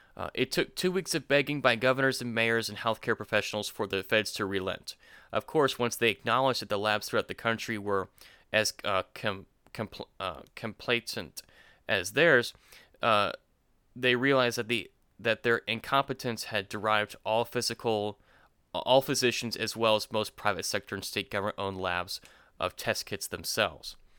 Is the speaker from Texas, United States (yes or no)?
no; Florida, United States; now in Georgia, United States; Jacob and I were born in, in Florida. We live in Georgia now.